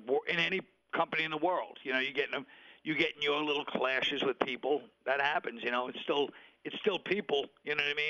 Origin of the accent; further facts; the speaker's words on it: New York City, New York, United States; I'm from Brooklyn. The Nets are playing about 5 minutes from where I grew up